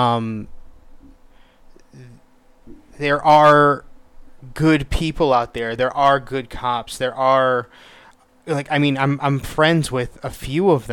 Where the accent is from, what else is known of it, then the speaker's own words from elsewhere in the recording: United States; I'm born and raised in the United States